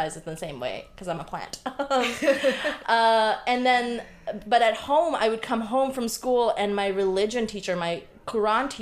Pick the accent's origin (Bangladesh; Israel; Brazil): Bangladesh; moved away; I was born on October 30th, 1989 in Bangladesh